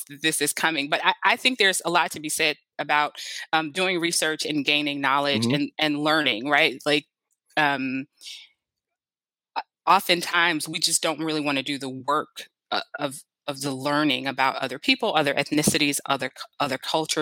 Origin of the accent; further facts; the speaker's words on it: United States; I'm an American